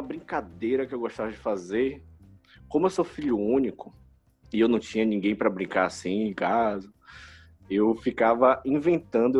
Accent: Salvador, Bahia, Brazil; eu nasci aqui em Salvador, vivi minha vida toda aqui

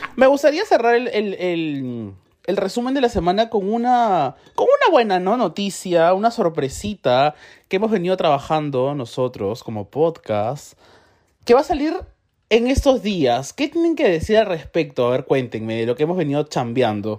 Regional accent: Peru; como peruano

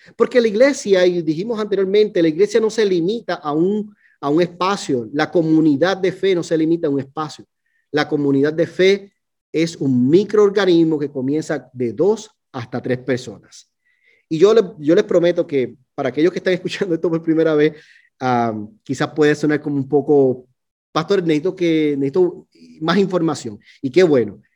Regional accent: Puerto Rico; now in Fort Worth, United States; yo soy puertorriqueño, ¿no? Nosotros decimos boricua

